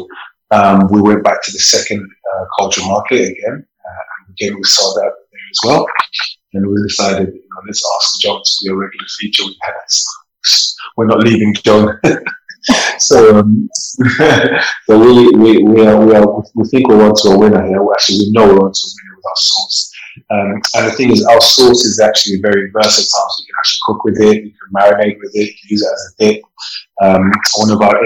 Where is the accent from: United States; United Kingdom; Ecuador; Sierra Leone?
Sierra Leone; moved away; I'm from Sierra Leone